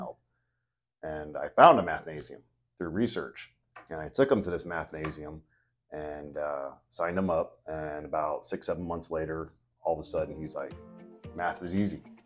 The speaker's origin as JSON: {"language": "English", "town": "Elkhorn", "region": "Nebraska", "country": "United States", "tie": "born or raised there", "said": "I'm actually from Elkhorn. I have lifetime resident."}